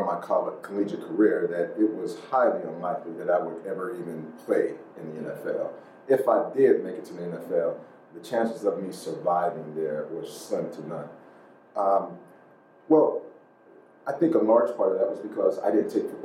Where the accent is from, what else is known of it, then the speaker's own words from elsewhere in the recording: Pittsburgh, Pennsylvania, United States; growing up there